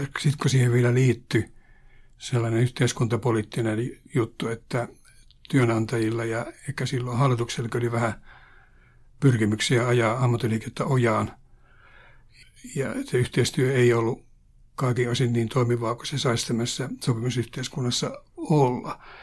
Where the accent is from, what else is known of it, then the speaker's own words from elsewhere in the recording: Pihtipudas, Central Finland, Finland; moved away; Mä olen kotoisin Pihtiputaalta ja haluan mainita tämän sen takia, että Pihtipudas oli minun lapsuudessa ja nuoruudessa